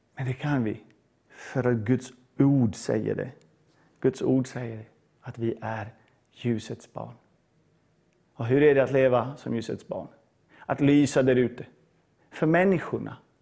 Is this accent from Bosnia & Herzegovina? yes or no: yes; Bosnia & Herzegovina; now in Sweden; jag är född i Bosnien på 80-talet.